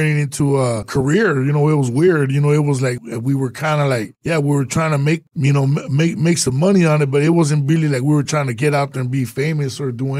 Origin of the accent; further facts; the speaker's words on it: Los Angeles, California, United States; I grew up in East LA, Boyle Heights.